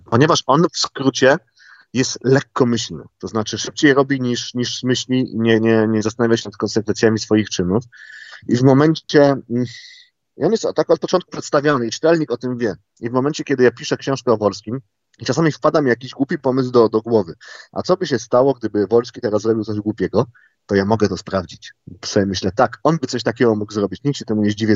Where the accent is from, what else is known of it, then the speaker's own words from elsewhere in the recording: Gliwice, Silesian Voivodeship, Poland; moved away as an adult; Ja się urodziłem w Gliwicach